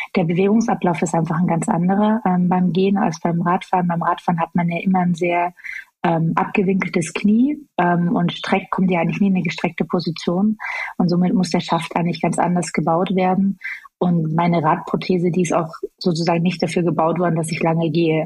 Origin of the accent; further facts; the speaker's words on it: Chemnitz, Saxony, Germany; ich bin äh, in Chemnitz geboren